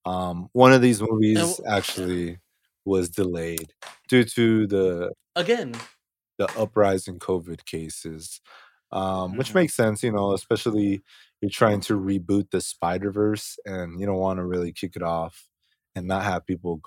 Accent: United Kingdom; I'm actually British.

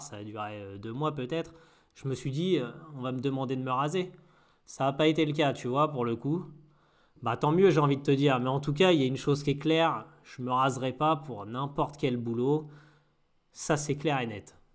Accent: Normandy, France; je suis normand

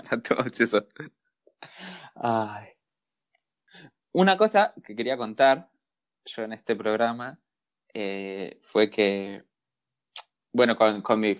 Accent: Argentina; somos argentinos, lo único que necesitamos es un descuento.

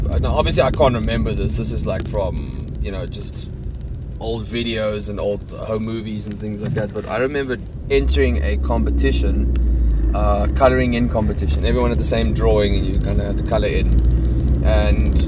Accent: Cape Town, Western Cape, South Africa; I'm from Cape Town, a place called Tableview.

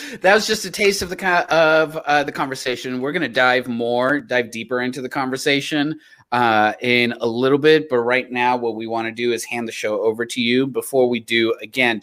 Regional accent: the South, United States; As a Southerner

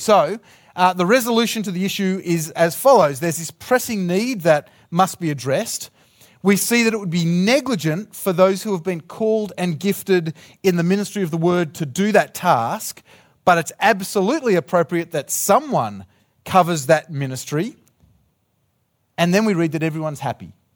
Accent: Australia; I'm from Australia.

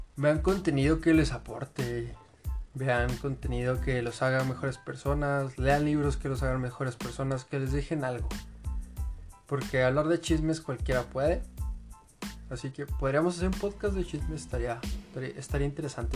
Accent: Mexico; pero nacimos en México

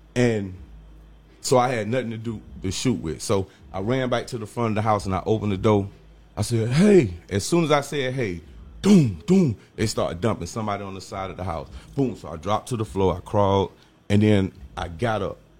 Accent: Jacksonville, Florida, United States; also born or lived in Orlando; I'm from the North Side project for Moncrief

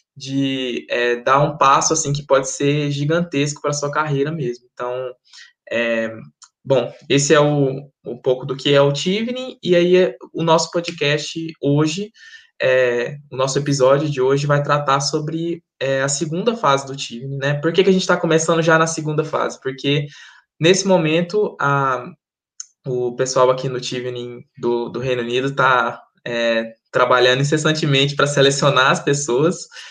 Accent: Goiânia, Goiás, Brazil; moved away as an adult; also born or lived in Maranhão; now in York, United Kingdom; sou originalmente do Maranhão, e estou. É, estou morei em Goiânia basicamente minha vida minha vida inteira fui com cinco anos para lá

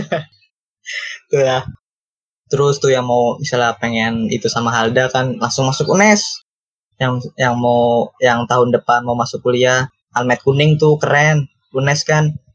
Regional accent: Bekasi, West Java, Indonesia; gua sebagai orang Bekasi yang bisa bahasa Jawa

